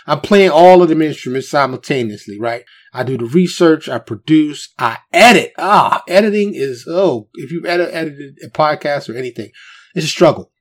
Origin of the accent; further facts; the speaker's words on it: New York City, New York, United States; now in Dallas, United States; I grew up in New York City, born and raised native New Yorker. Of course, I live in Texas now in the Dallas area